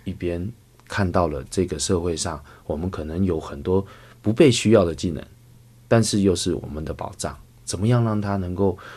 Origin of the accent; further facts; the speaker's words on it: Taipei, Taiwan; moved away as an adult; also born or lived in Hualien, Taiwan; now in Beijing, China; 我的出生地是写在台北，我们是在嗯。台北的医院出生的，但是呢嗯。我们有一段时间是在部落生活嗯。很快地呢我们又辗转到了台北来嗯。去生活